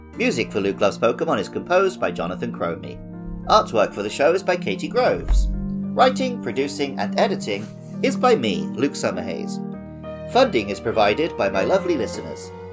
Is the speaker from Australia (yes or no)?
no; England, United Kingdom; my home country of England